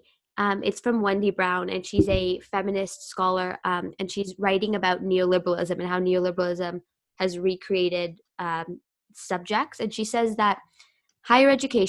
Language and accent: English; Canada; also born or lived in United Kingdom / Japan; I grew up in Canada